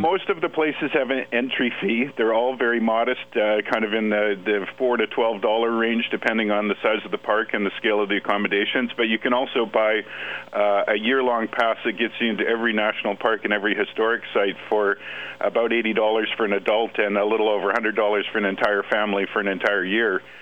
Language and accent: English; British Columbia, Canada; I'm from British Columbia